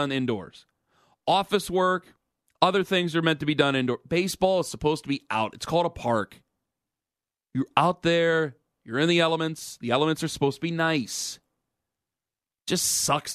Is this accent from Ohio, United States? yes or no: yes; Cleveland, Ohio, United States; now in New York, United States; I'm from Cleveland